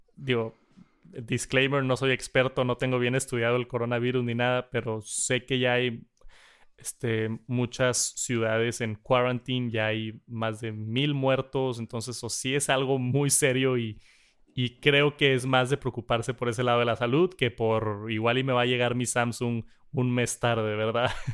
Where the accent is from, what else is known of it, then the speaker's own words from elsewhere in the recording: Monterrey, Nuevo León, Mexico; acá en Monterrey. Estamos bien agringados, ¿no? vemos mucho contenido de Estados Unidos y, yo, por más mal que suene y que soy mexicano al 100%